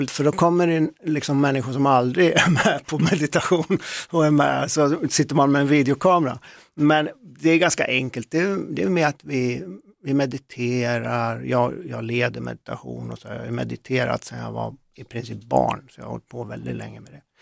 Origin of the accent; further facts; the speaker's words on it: Västergötland, Skaraborg, Västra Götaland, Sweden; I mina hemtrakter är det ju så, Västergötland där nere och runt mm. i Skaraborg